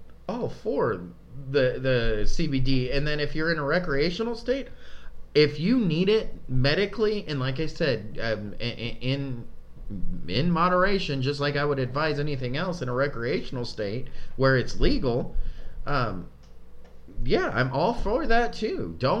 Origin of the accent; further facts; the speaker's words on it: California, United States; Remember back home? We came from California, so back home, when you used to go to, like, the gas stations